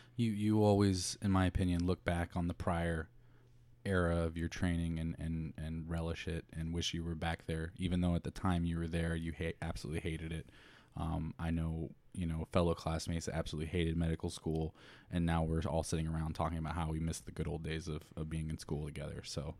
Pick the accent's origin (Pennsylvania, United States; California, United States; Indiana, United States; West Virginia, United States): Indiana, United States; moved away as an adult; also born or lived in Chicago; now in Plantation, Florida, United States; born and raised in Indiana